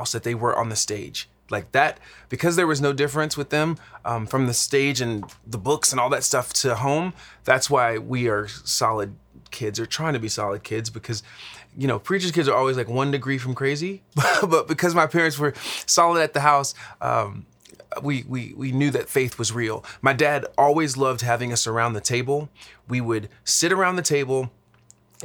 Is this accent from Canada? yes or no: no; Dallas, Texas, United States; now in Los Angeles, United States; I am originally from Dallas, Texas, but right now I live in Los Angeles, California